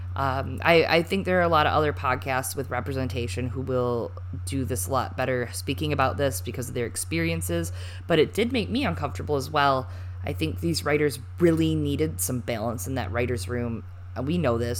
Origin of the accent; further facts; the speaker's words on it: Michigan, United States; I'm from Michigan. That's true. I I, I was born in Michigan